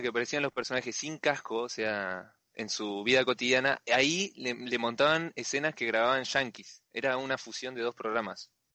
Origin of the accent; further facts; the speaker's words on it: Bahía Blanca, Buenos Aires Province, Argentina; soy de acá de Bahía Blanca